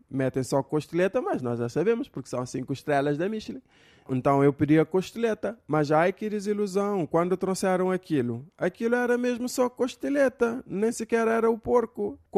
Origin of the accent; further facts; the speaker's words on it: Cape Verde; porque eu sou de Cabo Verde, vocês sabem. Cá em Cabo Verde, bafa-se e bafa-se direto.